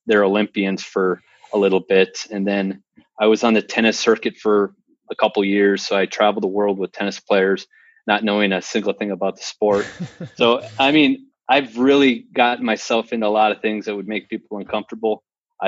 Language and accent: English; North Dakota, United States; moved away as an adult; also born or lived in Phoenix; I'm born and raised in North Dakota